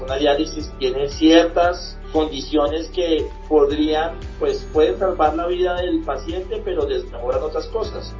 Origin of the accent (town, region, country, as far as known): Colombia